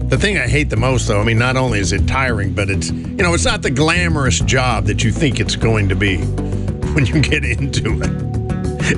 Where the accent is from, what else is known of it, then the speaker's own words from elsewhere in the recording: North Carolina, United States; now in Hudson Valley, United States; back home growing up in North Carolina